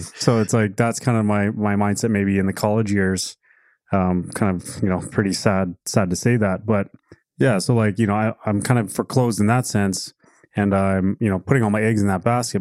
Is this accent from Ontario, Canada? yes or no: no; Alberta, Canada; We grew up in Alberta